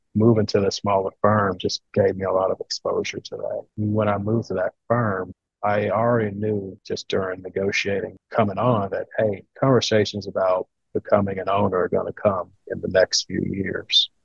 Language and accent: English; Louisiana, United States; moved away as an adult; now in Ohio, United States; I'm originally from Louisiana and I was getting homesick